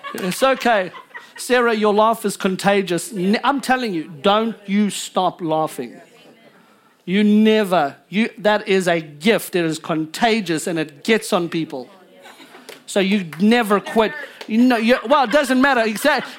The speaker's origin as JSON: {"language": "English", "country": "South Africa", "tie": "born or raised there", "moved": "yes", "lives_now": "United States", "said": "I'm American, but I was born in South Africa"}